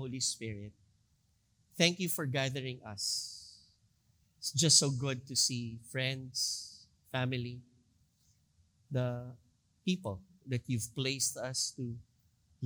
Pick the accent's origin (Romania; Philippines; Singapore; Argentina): Philippines; we as a Filipino nation, as a Filipino people